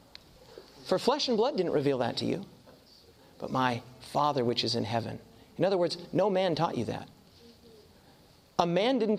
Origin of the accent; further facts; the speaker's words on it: United States; I'm from the States